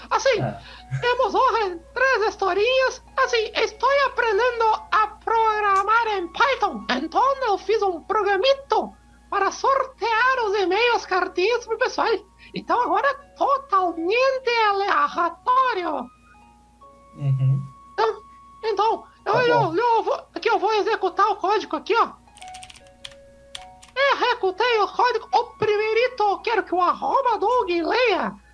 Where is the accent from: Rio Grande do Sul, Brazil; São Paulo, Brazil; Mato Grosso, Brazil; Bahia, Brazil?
Rio Grande do Sul, Brazil; Cachoeirinha; Bem, sou de Cachoeirinha. Ó.